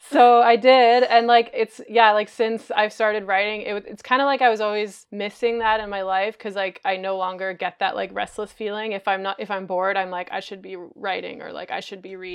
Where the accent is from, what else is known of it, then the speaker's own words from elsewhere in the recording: Montreal, Quebec, Canada; I'm from Montreal, which is kind of like the home of circus.